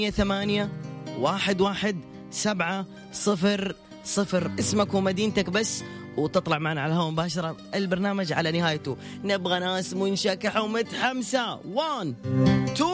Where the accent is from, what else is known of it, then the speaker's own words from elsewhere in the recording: Ha'il, Ha'il Province, Saudi Arabia; من حايل